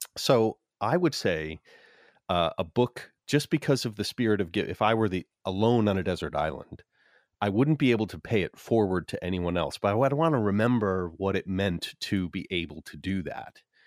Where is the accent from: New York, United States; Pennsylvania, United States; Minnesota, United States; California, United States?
Minnesota, United States; I grew up in Minnesota